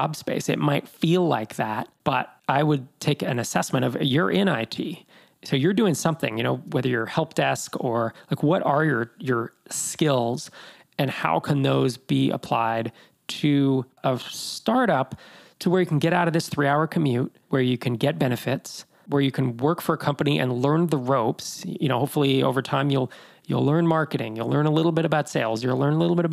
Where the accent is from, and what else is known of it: Bay Area, California, United States; born or raised there; moved away as an adult; also born or lived in Sacramento